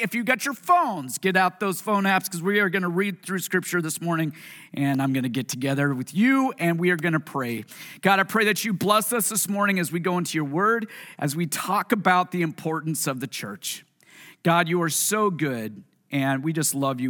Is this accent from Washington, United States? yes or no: yes; Puyallup, Washington, United States; also born or lived in Tacoma, Washington; this is the city that I was born, well, raised in. I was born in Tacoma. But Puyallup